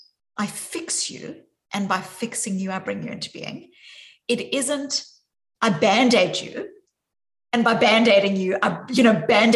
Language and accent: English; South Africa; accent: South African; now in Boston, United States; you can hear from my accent, even though I'm joining from Boston, that my accent is very deeply South African